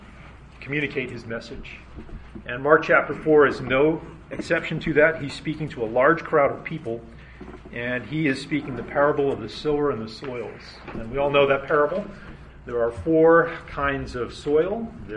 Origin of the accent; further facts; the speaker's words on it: Nigeria; born there; My parents were missionaries in Africa, and I was born in Nigeria.